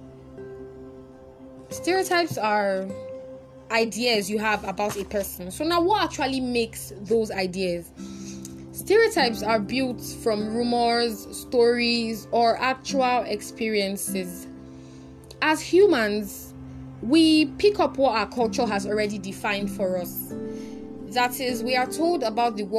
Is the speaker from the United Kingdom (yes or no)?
no; Delta, Nigeria; I'm from Delta State.